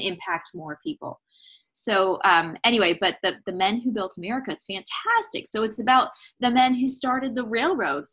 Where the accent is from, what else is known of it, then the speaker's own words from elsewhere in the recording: San Diego, California, United States; moved away as an adult; now in East Tennessee, United States; We were living in San Diego last fall. Um, and we had been there for that's my hometown. We're in East Tennessee now